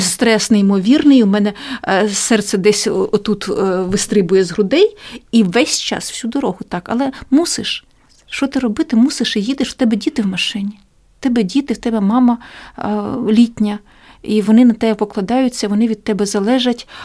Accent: Ukraine

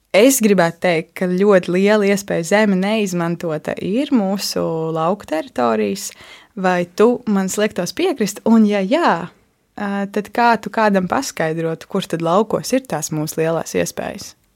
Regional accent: Latvia; Es pati esmu uzaugusi ārpus Rīgas. Um, man deklarētā dzīvesvieta tiešām ir dziļos laukos.

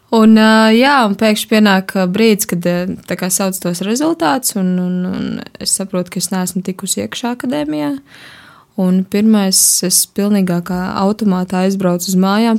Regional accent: Riga, Latvia; moved away as an adult; now in Daugavpils, Latvia; es neesmu no Daugopils, es esmu no Rīgas. Es līdz kaut kādam 21 gadam nodzīvoju Rīgā un tad atbraucu uz Daugopilu mācīties.

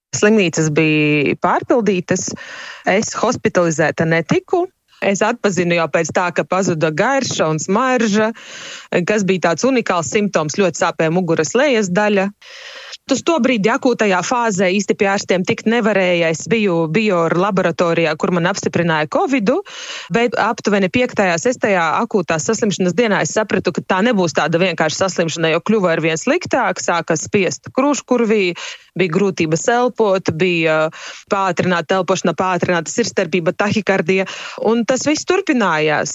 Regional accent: Rēzekne, Latgale, Latvia; es esmu no Reizeknes

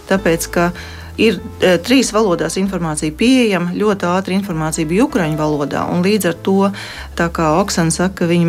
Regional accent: Latvia; es esmu no Latvijas un es gribu palīdzēt.

